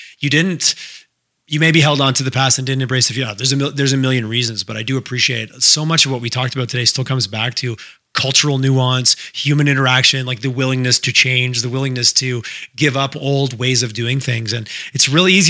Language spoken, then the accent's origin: English; Montreal, Quebec, Canada; now in Calgary, Canada; I grew up in Montreal